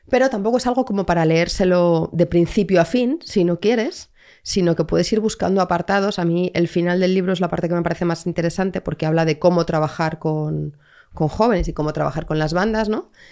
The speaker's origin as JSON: {"language": "Spanish", "town": "Madrid", "region": "Community of Madrid", "country": "Spain", "tie": "born or raised there", "said": "Pero soy de Madrid de toda la vida."}